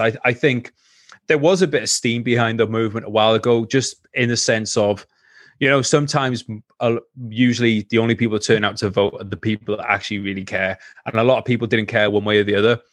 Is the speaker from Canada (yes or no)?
no; Wales, United Kingdom